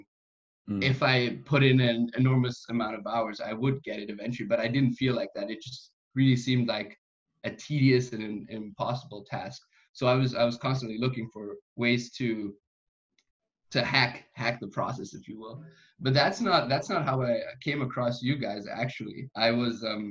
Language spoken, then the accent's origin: English; Austria; first language German; English is a second language; I'm in Austria. I grew up here, and so German is my first language.